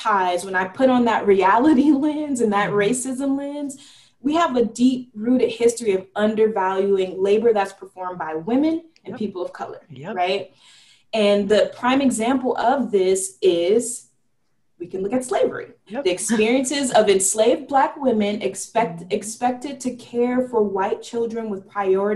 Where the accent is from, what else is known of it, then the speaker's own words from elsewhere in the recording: California, United States; in California, where it's my home state.